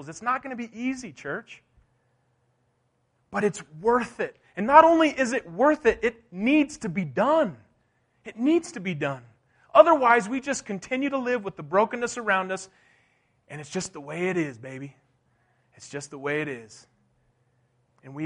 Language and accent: English; Durango, Colorado, United States; I was born and raised here in Durango, Colorado